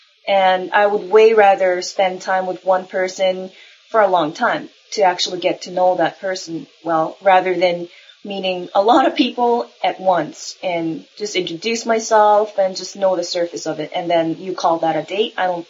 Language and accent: English; Japan; I'm from Japan.